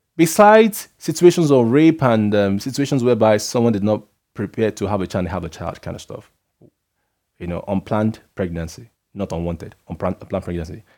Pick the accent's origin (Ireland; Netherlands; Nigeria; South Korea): Nigeria; being a Nigerian